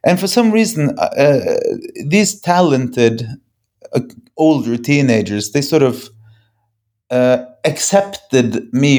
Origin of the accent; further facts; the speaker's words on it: Bergen, Vestland, Norway; We come from Bergen, Norway. That's a tiny little place on the west coast of Norway